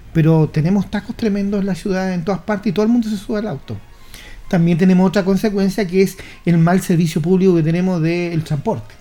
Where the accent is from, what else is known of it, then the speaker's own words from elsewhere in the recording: Chile; Somos Chile